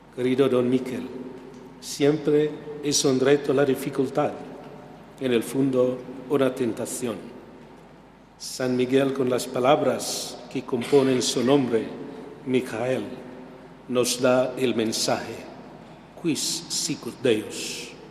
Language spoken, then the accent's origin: Spanish; Philippines; now in Spain; mi tierra de Filipinas